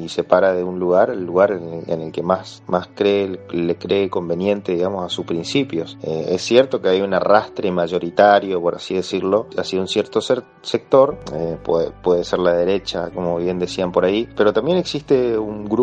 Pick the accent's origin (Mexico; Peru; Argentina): Argentina; en mi país, en Argentina